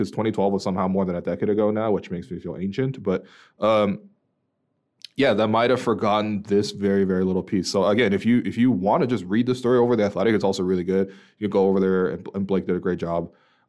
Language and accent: English; Canada; especially as Canadian fans, you know, looking forward to seeing how he progresses in the NBA over in Portland.